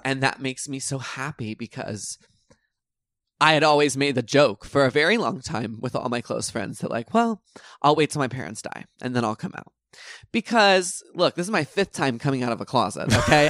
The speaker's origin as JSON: {"language": "English", "region": "Texas", "country": "United States", "tie": "born or raised there", "moved": "yes", "said": "growing up in Texas"}